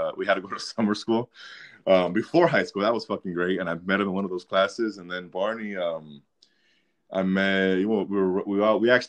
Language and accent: English; Midway City, California, United States; in Orange County. Midway City is what it's called